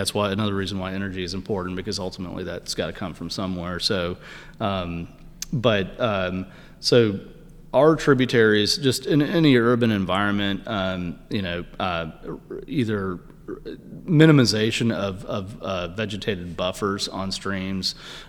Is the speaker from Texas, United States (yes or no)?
yes; Houston, Texas, United States; I'm from Houston, kind of a slash and burn, no zoning and codes.